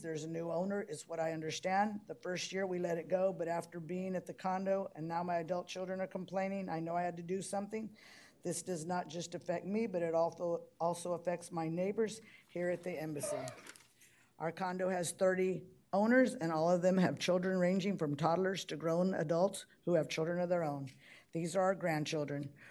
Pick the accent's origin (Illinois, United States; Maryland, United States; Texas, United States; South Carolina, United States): Texas, United States; Brownsville; I'm from Brownsville